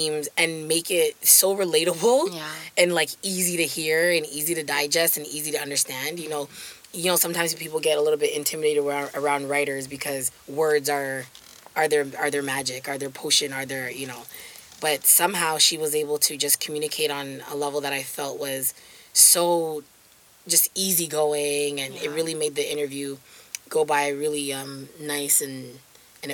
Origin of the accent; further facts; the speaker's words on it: Jamaica; a privilege of being Jamaican is ackee and selfish